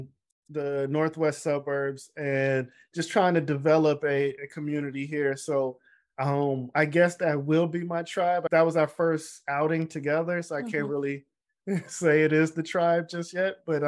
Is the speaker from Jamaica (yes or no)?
yes; Jamaica; You know, I'm Jamaican, you know, we work hard.